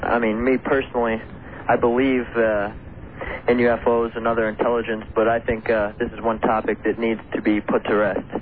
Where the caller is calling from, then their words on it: Columbia, Missouri, United States; I'm calling from Columbia, Missouri. I'm a 16-year-old uh, science student here